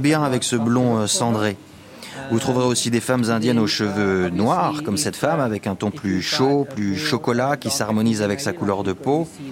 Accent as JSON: {"language": "French", "country": "Angola", "tie": "born or raised there", "also_born_or_lived": "Portugal", "moved": "yes", "lives_now": "South Africa", "said": "je suis portugais, né en Angola. Je vis ici en Afrique du Sud depuis longtemps"}